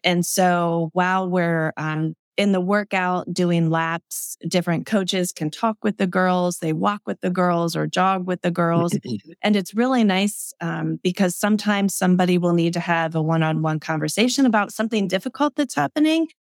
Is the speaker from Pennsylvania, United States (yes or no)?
yes; Manheim Township, Lancaster County, Pennsylvania, United States; also born or lived in Hempfield; growing up and living in Manheim Township